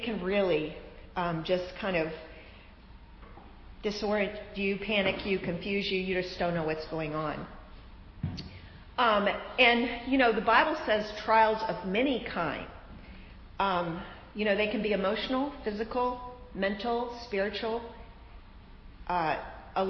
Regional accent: Florida, United States; I'm from Florida. We have sinkholes in Florida

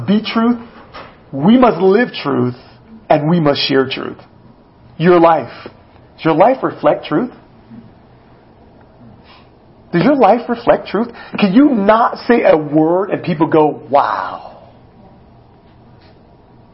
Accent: United States; as an American

